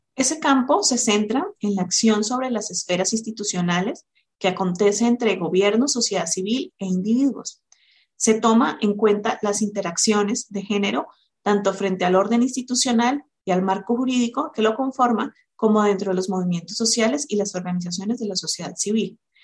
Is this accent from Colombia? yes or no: yes; Colombia; moved away as an adult; now in Mexico; soy colombiana